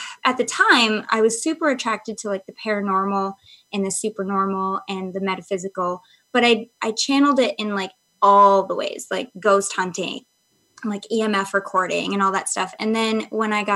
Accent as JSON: {"language": "English", "region": "Michigan", "country": "United States", "tie": "born or raised there", "said": "I grew up in Michigan, so it's like super like, I lived in a very historic town"}